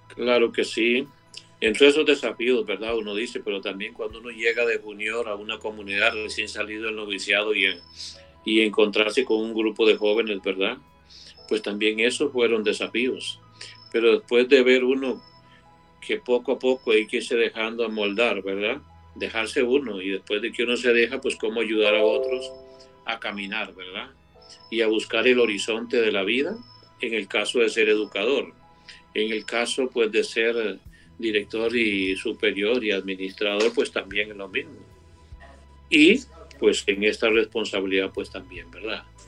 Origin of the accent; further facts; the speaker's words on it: Costa Rica; yo soy nativo de Costa Rica